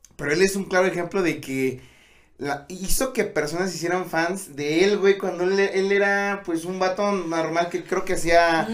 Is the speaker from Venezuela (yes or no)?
no; Tlaxcala, Mexico; somos de Tlaxcala